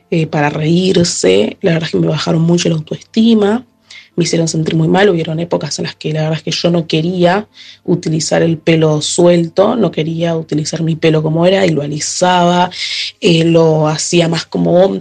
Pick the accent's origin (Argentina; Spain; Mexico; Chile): Argentina; also born or lived in Haiti; tengo 14 años, nací en Haití pero vivo en Argentina hace 13 años.